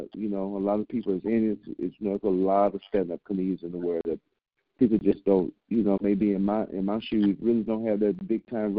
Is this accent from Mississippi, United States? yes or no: yes; Jackson, Mississippi, United States; now in Atlanta, United States; everybody know I'm from Jackson, Mississippi, and started doing stand-up in 1995 here in Atlanta, Georgia.